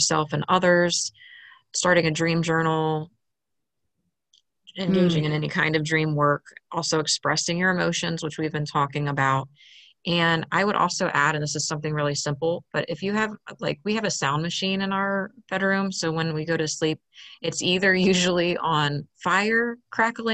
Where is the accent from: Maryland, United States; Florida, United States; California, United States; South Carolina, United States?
Maryland, United States; moved away; I grew up in Maryland on the Chesapeake Bay